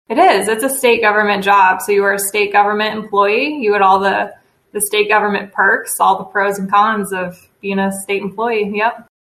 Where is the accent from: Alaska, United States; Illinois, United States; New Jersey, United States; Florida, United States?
Illinois, United States; Chicago suburbs; moved away as an adult; now in Indiana, United States; I am from the Chicago suburbs originally. Came to Indiana to go to Butler University for undergrad